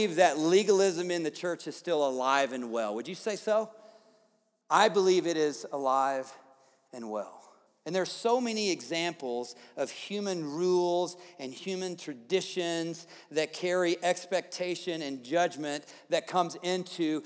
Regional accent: the South, United States; moved away; I grew up in the South

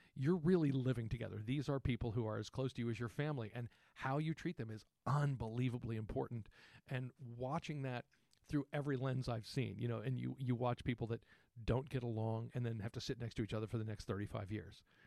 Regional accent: San Antonio, Texas, United States; I grew up in Texas

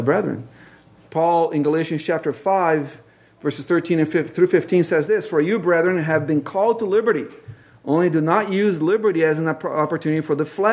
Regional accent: Brazil; moved away as an adult; also born or lived in Tacoma, Washington; now in Pacific Northwest, United States; the culture I grew up in Brazil

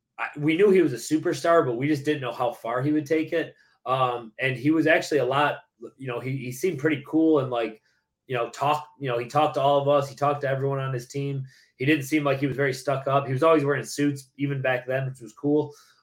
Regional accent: Lewiston, New York, United States; now in Tampa, United States; I grew up in Lewiston, which is like Buffalo, New York.

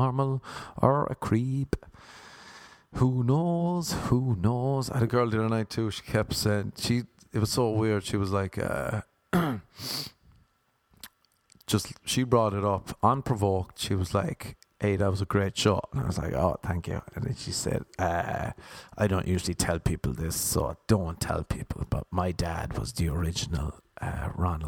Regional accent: Ireland; now in United States; I'm Irish

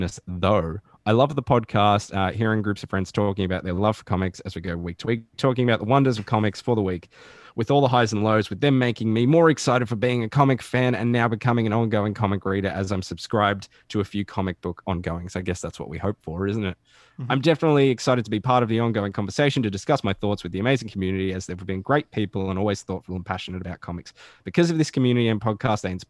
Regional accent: Australia

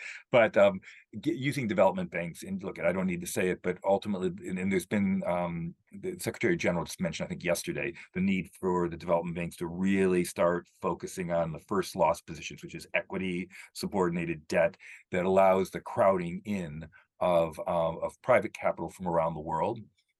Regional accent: United Kingdom; and I'm a British citizen, we led the Industrial Revolution.

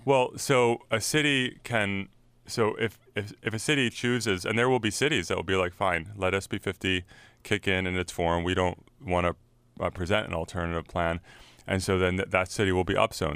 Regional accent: San Francisco, California, United States; I'm from San Francisco

